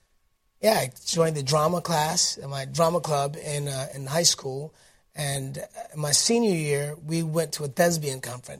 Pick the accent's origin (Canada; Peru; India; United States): United States; Detroit, Michigan; I was born and raised in Detroit, Michigan.